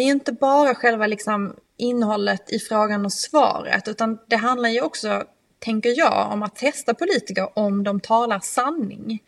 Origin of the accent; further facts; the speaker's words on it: Skåne, Sweden; moved away; från min hembygd från Österlen